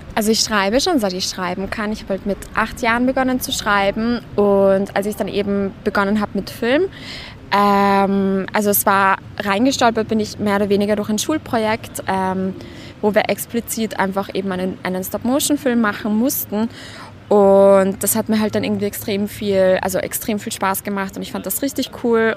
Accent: Vienna, Austria; ich komme aus Wien

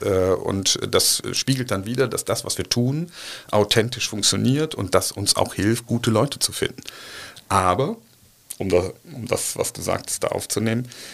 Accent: Cologne, North Rhine-Westphalia, Germany; Ich bin eine Kölsche Jung, mag man von dem, von dem Namen her nicht glauben, aber ich bin tatsächlich in Hohenlind geboren

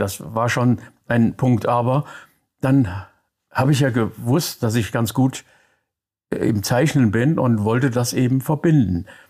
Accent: Koblenz, Rhineland-Palatinate, Germany; moved away; also born or lived in Thuringia / Mainz / Frankfurt; Ich komme aus äh, Koblenz, da bin ich geboren. Die ersten acht Jahre meines Lebens dort verbracht, dann in Thüringen ein Jahr am Kriegsende. Und dann kamen wir wieder zurück nach Koblenz, dann Mainz

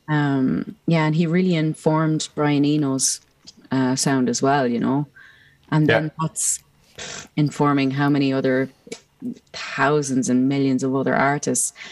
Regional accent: Ireland; growing up as an Irish person

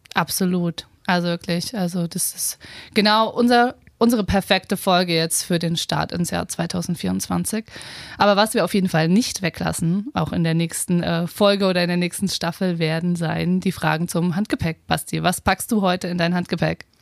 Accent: Potsdam, Brandenburg, Germany; also born or lived in Berlin; ich äh, würde mich als Potsdame bezeichnen

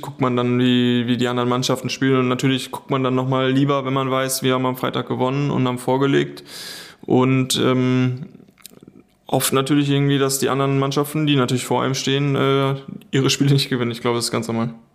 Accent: the area around Schalke, North Rhine-Westphalia, Germany; ich komme ja aus der Ecke

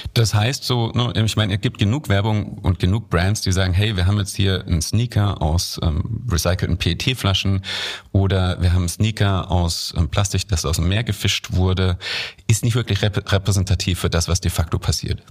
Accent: Germany; als Deutsche

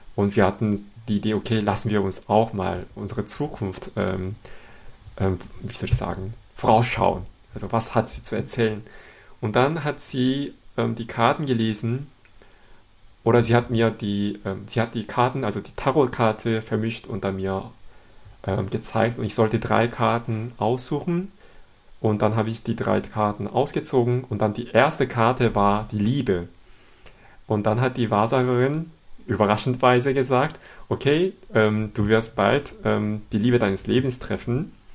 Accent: Seoul, South Korea; German is a second language; moved away as an adult; now in Cologne, Germany; Ich komme aus Seoul, Südkorea und ich lebe in Köln jetzt seit elf Jahren.

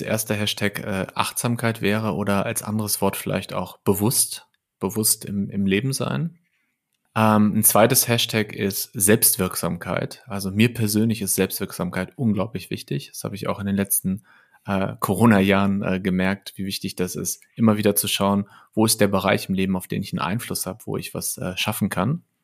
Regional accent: Lippstadt, North Rhine-Westphalia, Germany; moved away as an adult; also born or lived in Paderborn / Bielefeld; now in Berlin, Germany; Ich komme aus Lippstadt, das ist eine ja, mittelgroße Stadt in Westfalen. Ähm, habe da bis ich 20 war ungefähr gewohnt

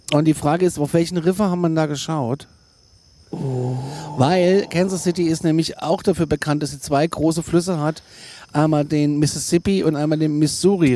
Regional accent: Kassel, Hesse, Germany; da komme ich aus der Hauptstadt der Waschbären in Kassel

